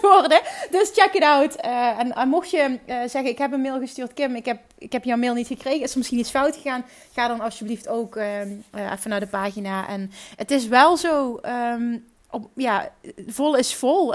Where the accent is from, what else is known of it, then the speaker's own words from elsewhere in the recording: Netherlands; accent: Dutch; mijn Nederlandse accent